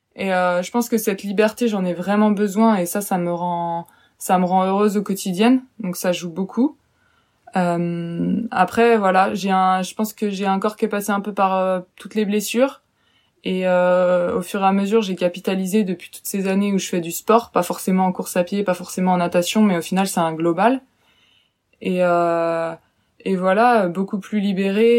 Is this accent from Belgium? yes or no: no; western France, France; now in Angers, France; je suis originaire plutôt de l'ouest de la France